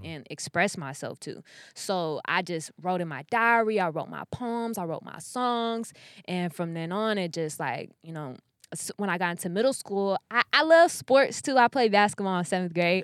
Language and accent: English; Sacramento, California, United States; moved away as an adult; also born or lived in Elk Grove, California; now in Los Angeles, United States; I'm from Sacramento